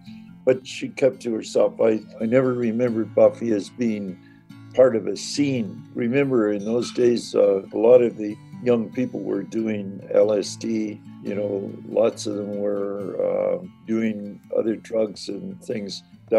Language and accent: English; Saugeen First Nation, Ontario, Canada; I'm Ojibwe from the Saugeen First Nation.